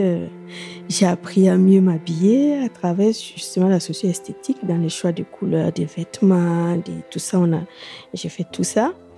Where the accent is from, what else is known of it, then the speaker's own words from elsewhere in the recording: Burkina Faso; moved away as an adult; now in France; elle a reconnu mon accent aussi. Et quand je lui ai dit qu'on était du même pays